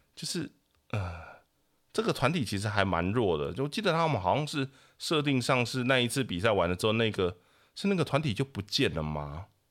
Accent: Taiwan; 因为我的老家那边是曾经的很热闹的小镇这样子

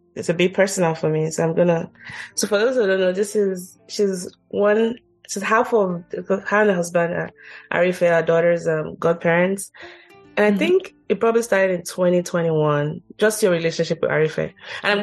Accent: Nigeria; moved away; I grew up in Nigeria

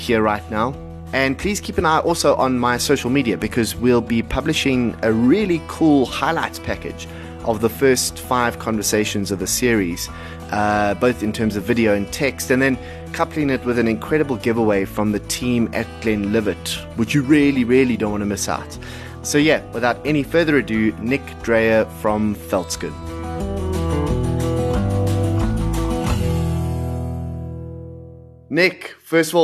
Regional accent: South Africa; as a South African

